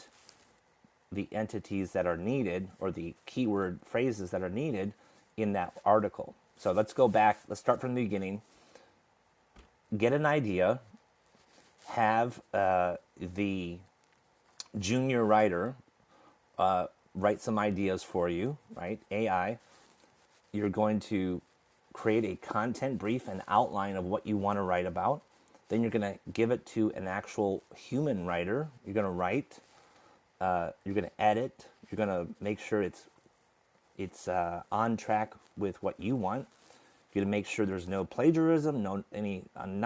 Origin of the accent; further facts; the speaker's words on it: United States; I grew up in America